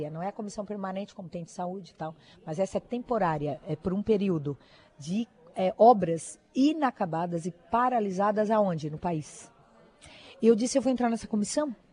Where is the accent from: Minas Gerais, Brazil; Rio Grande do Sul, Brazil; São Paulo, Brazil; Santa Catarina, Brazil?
Santa Catarina, Brazil; Criciúma; born there; Eu nasci em Criciúma.